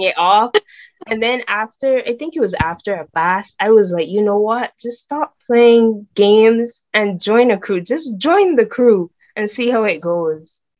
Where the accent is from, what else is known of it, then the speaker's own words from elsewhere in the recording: Barbados; now in England; I'm from Barbados